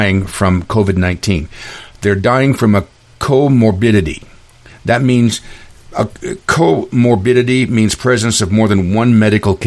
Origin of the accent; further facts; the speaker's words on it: Klamath Reservation, Oregon, United States; I was raised in the Klamath Reservation